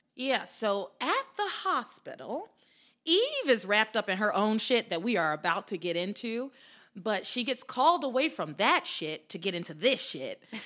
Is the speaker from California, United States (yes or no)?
no; Atlanta, Georgia, United States; my parents told me I was born in Atlanta